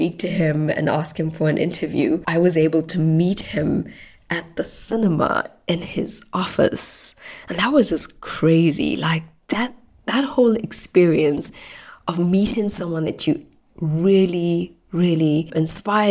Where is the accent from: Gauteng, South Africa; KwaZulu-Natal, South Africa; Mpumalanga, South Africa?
KwaZulu-Natal, South Africa; Durban; I lived in Durban, so that's my hometown in South Africa.